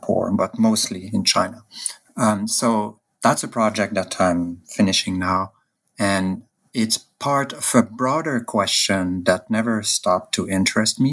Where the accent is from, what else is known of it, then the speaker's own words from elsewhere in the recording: Canada; I'm a Canadian